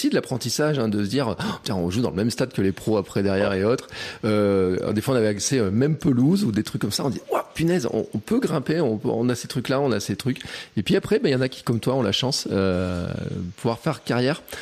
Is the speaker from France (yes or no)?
yes; Castres, Occitania, France; moved away; Ouais, moi je suis de Castres, je suis du Sud.